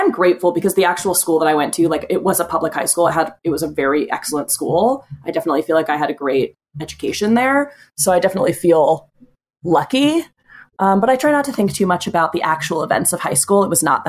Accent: Boston, Massachusetts, United States; now in Los Angeles, United States; I am from the East Coast. I'm from Boston, but I've been in LA now for about a year and a half.

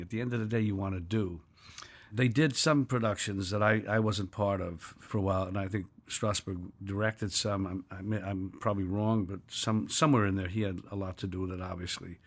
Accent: New York City, New York, United States; I was born in New York City in nineteen forty-three in Village.

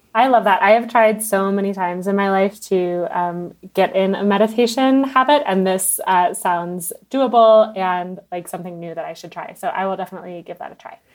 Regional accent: United States; I'm American

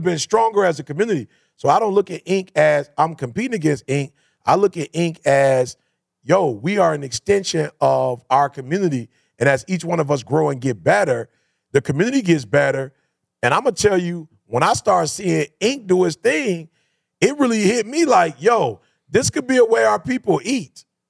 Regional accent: Detroit, Michigan, United States; I come from Detroit

